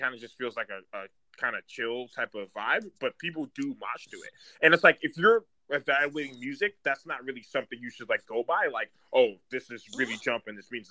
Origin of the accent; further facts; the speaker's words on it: New York, United States; That was me in high school